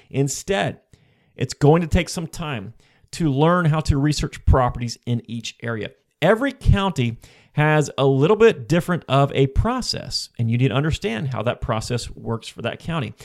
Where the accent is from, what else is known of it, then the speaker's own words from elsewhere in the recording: Florida, United States; I am from Florida, and most of my investments prior to this point were in Florida as well